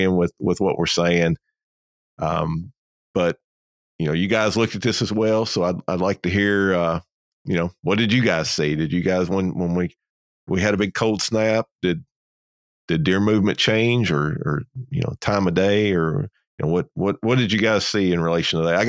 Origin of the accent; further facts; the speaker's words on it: South Georgia, United States; down here in South Georgia